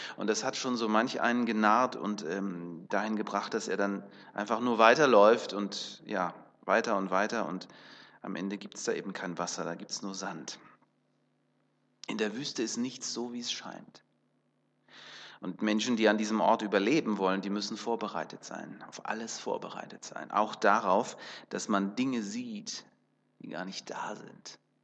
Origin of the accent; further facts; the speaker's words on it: Kazakhstan; Da, wo ich geboren bin, in Kasachstan